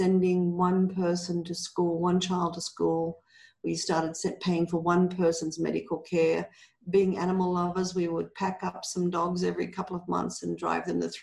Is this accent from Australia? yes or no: yes; Australia; moved away as an adult; also born or lived in Canada; now in Guatemala; I'm Australian